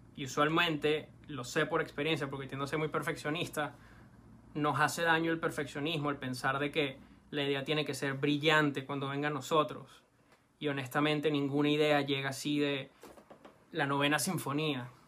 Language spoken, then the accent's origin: Spanish; Venezuela; sobre todo como venezolano